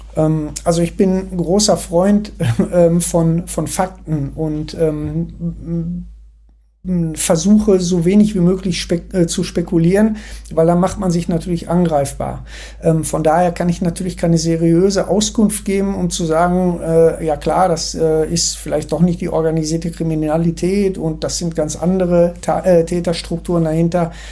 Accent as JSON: {"language": "German", "area": "Ruhr area", "region": "North Rhine-Westphalia", "country": "Germany", "said": "ich komme ja aus dem Ruhrgebiet"}